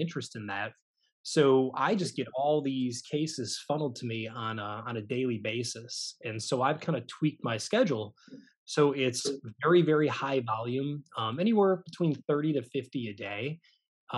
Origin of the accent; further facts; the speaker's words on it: Michigan, United States; now in Baton Rouge, United States; I am not originally from Louisiana. I'm actually from Michigan, the Midwest